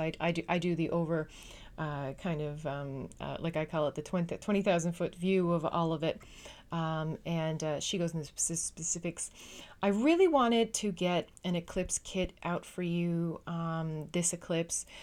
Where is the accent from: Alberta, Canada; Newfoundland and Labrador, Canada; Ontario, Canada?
Newfoundland and Labrador, Canada; moved away as an adult; now in Netherlands; I am a Canadian. uh, Newfoundlanders specifically. Uh, I come from an island in the North Atlantic, uh, called Newfoundland, but I currently live in the Netherlands